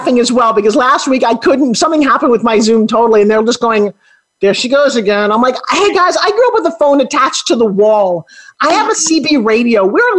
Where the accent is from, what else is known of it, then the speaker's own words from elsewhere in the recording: New York, United States; I'm a New York girl